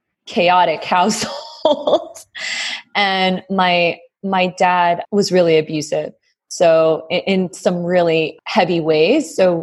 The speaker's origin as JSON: {"language": "English", "town": "New Haven", "region": "Connecticut", "country": "United States", "tie": "born or raised there", "said": "So I grew up in New Haven, Connecticut. That's where I was born. So I was born to two doctors."}